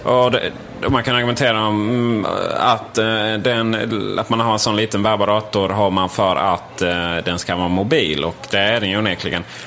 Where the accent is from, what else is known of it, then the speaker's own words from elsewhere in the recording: Sweden; vi svenskar